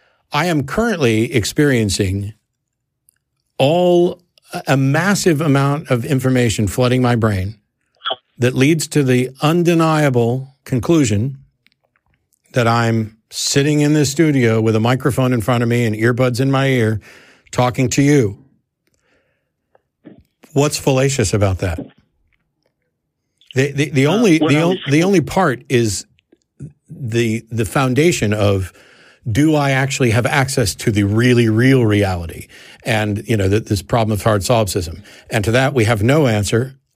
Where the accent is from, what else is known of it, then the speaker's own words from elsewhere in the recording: Kansas City, United States; born there; also born or lived in St. Louis / Norfolk / Virginia Beach; now in Austin, United States; So, like, I was born in Kansas City. I will always refer to Kansas City as home in some sense, but I've also lived in, you know, St. Louis and Norfolk, Virginia Beach area and here in Austin. Austin is home.